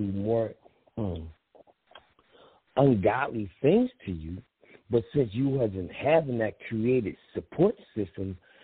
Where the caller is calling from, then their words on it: Philadelphia, Pennsylvania, United States; I'm calling from Philly.